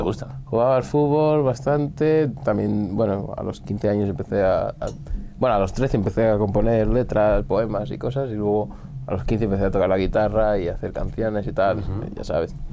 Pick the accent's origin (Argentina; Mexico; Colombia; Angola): Angola; also born or lived in Portugal; now in Spain; con 9 fue cuando volví a Angola